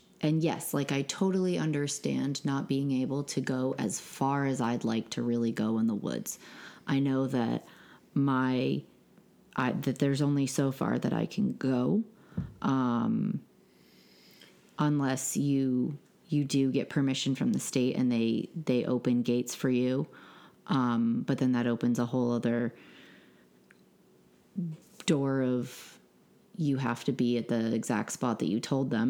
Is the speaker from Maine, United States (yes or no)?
yes; Maine, United States; moved away; being born and raised in Maine